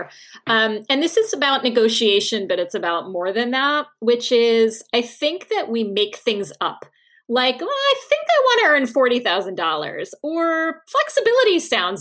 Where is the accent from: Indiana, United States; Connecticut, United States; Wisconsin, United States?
Connecticut, United States; Norwalk; also born or lived in Australia; I was in my bedroom in Norwalk, Connecticut